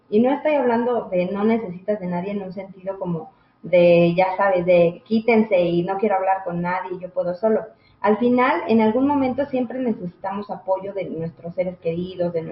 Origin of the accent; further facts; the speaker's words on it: Mexico; Así es, es una de estas creencias que como sociedad mexicana, como mujeres mexicanas, inculcamos mucho en los niños